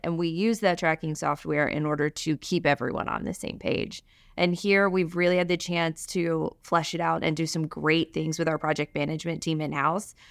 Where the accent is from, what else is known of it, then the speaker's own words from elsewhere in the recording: Alabama, United States; moved away as an adult; also born or lived in Virginia; now in Boston, United States; I'm from Alabama